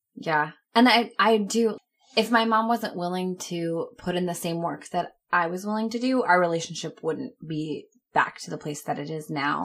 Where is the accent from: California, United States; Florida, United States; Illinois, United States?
Florida, United States; Clearwater; also born or lived in Orlando, Florida; when we would come back home to Clearwater